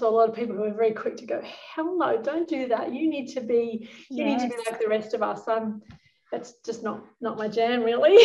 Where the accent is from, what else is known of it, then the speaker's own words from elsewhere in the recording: New Zealand; I think it's one of the best childhoods I could have. I actually grew up on a farm.